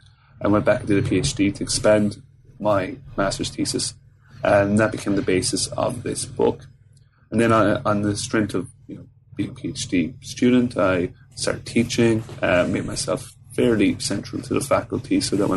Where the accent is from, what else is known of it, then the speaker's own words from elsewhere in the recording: Fermoy, Munster, Ireland; I'm from Cork in the south of Ireland, so a small town called Fermoy, which isn't really noted for much other than the fact that Michael Flatley, the famous Irish dancer, lives there.